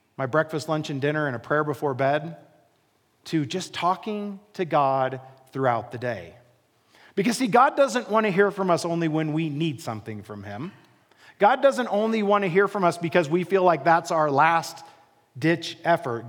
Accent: Midwest, United States; moved away as an adult; now in Colorado, United States; I grew up in the Midwest. I grew up in a very small town, literally in the middle of a cornfield.

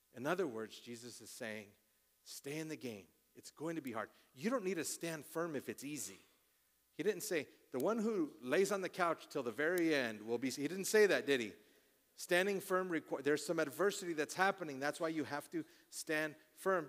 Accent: Colorado, United States; I'm born and raised in Colorado

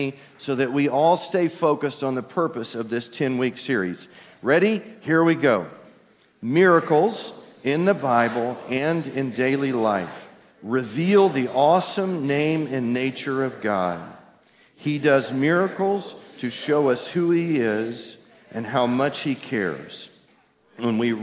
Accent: East Texas, United States; I'm from East Texas

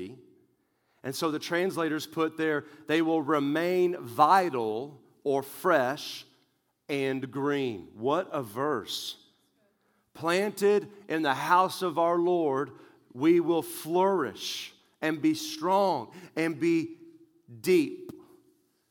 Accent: West Texas, United States; I grew up in West Texas where tumbleweeds are very normal

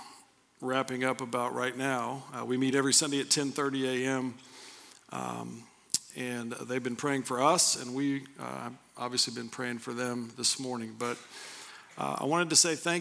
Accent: Anderson, Indiana, United States; also born or lived in Pendleton; I grew up in Anderson

